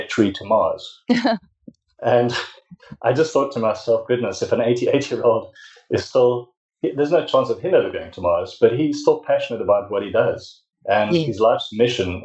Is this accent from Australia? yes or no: no; South Africa; I'm from South Africa